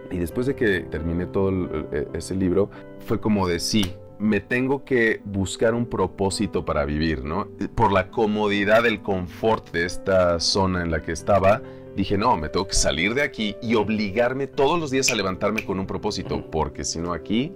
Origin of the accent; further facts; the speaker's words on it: Mexico; moved away as an adult; also born or lived in New York, United States; de México